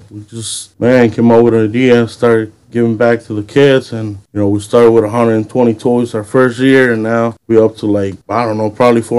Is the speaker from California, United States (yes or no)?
no; Aurora, Illinois, United States; I'm from Aurora.